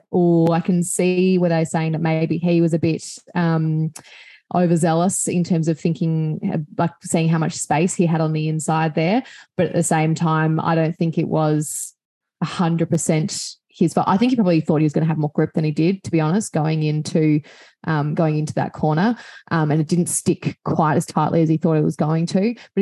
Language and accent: English; Australia; I'm Australian